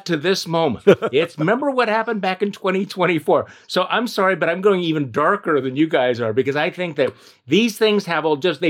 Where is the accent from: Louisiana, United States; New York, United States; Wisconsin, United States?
Wisconsin, United States; My home state Wisconsin